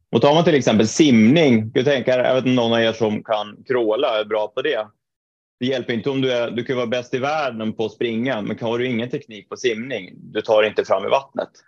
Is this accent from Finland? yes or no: no; Trondheim, Trøndelag, Norway; moved away as an adult; also born or lived in Mora, Sweden; now in Stockholm, Sweden; född och uppvuxen i Trondheim i Norge